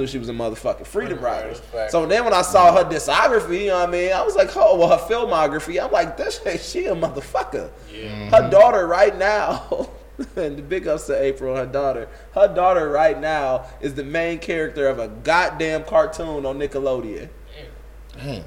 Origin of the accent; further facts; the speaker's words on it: Inglewood, California, United States; also born or lived in Riverdale; I'm from Inglewood, 69th and Elizabeth